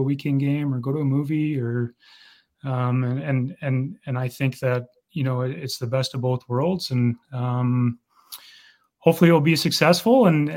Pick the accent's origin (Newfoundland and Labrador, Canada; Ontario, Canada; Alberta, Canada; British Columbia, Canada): British Columbia, Canada; Vancouver; now in Brandon, Canada; born and raised in Vancouver